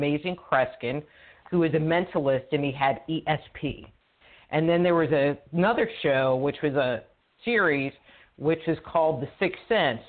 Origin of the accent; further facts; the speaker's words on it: New York City, New York, United States; moved away as an adult; also born or lived in California; now in Texas, United States; I grew up in New York, originally from the city. Our family moved upstate New York, and then when I was 19, I got out of New York and moved to California